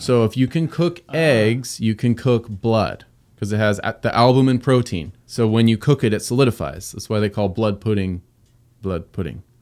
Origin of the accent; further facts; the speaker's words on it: Southern California, United States; moved away; also born or lived in Pacific Northwest; I grew up in Southern California, suburbia